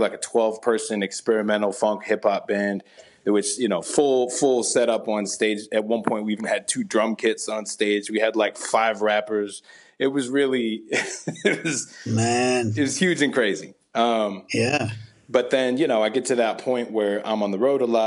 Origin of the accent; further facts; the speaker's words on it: Southern Indiana, United States; I grew up in the Midwest. I grew up in Southern Indiana.